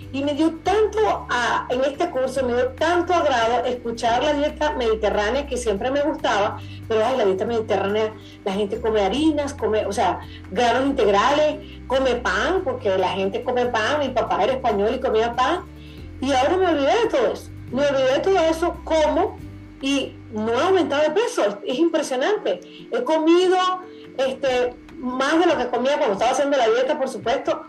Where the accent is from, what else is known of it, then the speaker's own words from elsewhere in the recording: Venezuela; yo soy venezolana